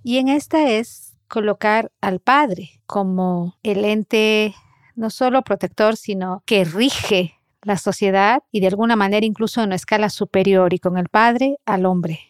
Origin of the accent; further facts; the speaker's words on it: Cuenca, Azuay, Ecuador; Nací en Cuenca, Ecuador, el sur del territorio ecuatoriano